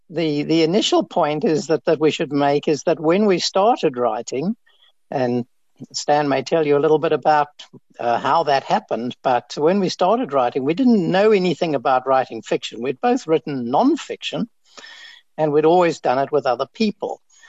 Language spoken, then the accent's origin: English; Cape Town, Western Cape, South Africa; also born or lived in Kenya / Adelaide, Australia; I grew up in Cape Town, actually, and then I lived in Kenya for a while, and then I went with my parents to Adelaide in Australia, did my university training there, and then I came back to Wits as a mathematician.